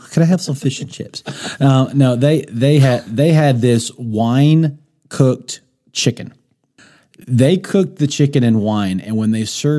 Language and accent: English; United States; maybe it was just something as an American person I wasn't used to.